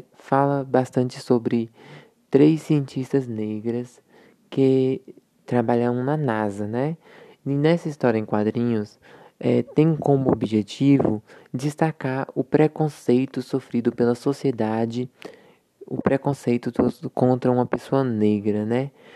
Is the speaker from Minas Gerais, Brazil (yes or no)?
no; Mortugaba, Bahia, Brazil; sou da cidade de Mortugaba, na Bahia